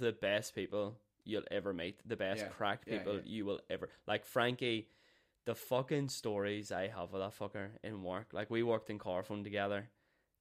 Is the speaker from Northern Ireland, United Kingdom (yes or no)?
yes; Belfast, Northern Ireland, United Kingdom; I grew up in North Belfast.